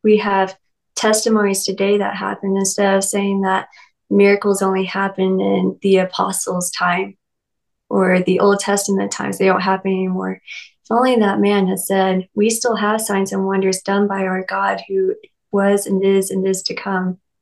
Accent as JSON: {"language": "English", "town": "Lexington", "region": "Kentucky", "country": "United States", "tie": "born or raised there", "said": "I was raised in the Bible Belt. I'm from Lexington, Kentucky, and I've lived in a few small towns around that area."}